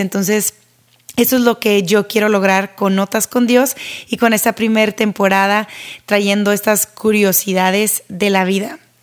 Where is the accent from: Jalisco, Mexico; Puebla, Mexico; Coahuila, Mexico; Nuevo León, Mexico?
Nuevo León, Mexico; Monterrey; Yo soy de Monterrey, México